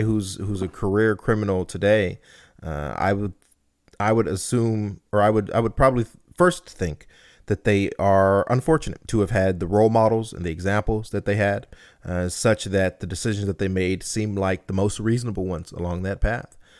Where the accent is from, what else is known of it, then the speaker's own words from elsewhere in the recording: Compton, California, United States; I'm from Compton